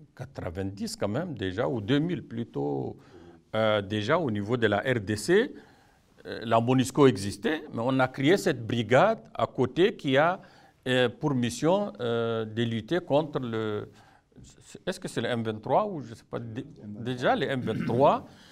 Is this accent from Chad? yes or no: yes; Chad; chez nous au Tchad